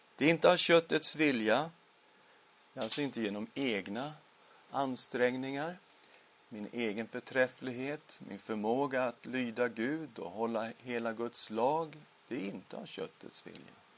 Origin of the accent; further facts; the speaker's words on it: Sweden; Vi blir medborgare i Sverige